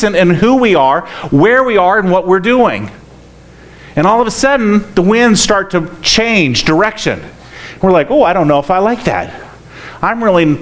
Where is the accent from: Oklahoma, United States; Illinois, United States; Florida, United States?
Florida, United States; I grew up in Florida